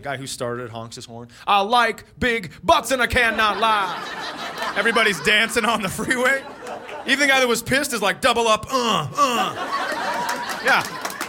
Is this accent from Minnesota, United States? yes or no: yes; Minnesota, United States; I am from Minnesota. We don't have those there.